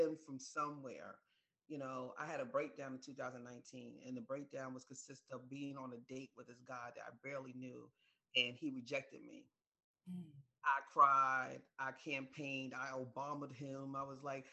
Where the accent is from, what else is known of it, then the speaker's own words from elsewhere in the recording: New York, United States; I was raised in New York